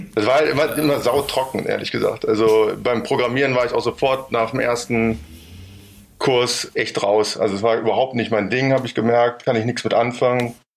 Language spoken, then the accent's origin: German; Bonn, North Rhine-Westphalia, Germany; ich bin in Bonn geboren, groß geworden und habe da auch studiert